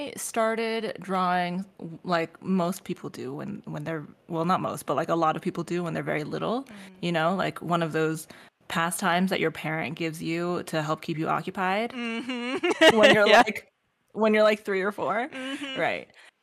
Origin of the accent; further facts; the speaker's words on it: Canada; So I didn't say this before, but I'm Asian American. I'm Canadian Chinese technically.